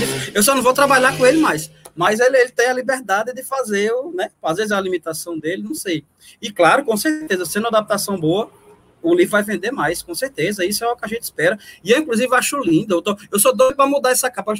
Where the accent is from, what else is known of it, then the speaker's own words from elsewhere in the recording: Northeast Brazil, Brazil; Eu, como nordestino